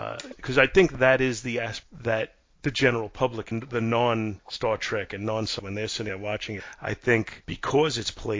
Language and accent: English; New York, United States; being a New Yorker and never having been to San Francisco